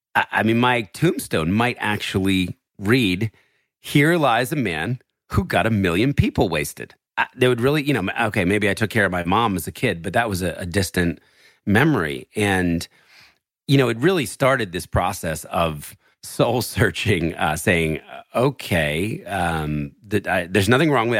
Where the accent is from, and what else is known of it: New Jersey, United States; born or raised there; also born or lived in Philadelphia, Pennsylvania